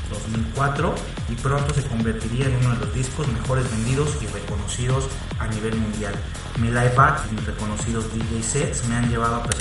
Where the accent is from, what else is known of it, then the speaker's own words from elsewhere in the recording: Mexico City, Mexico; born there; Nací en la Ciudad de México y comencé mi actividad en el universo infinito de la música electrónica por ahí del año 1987.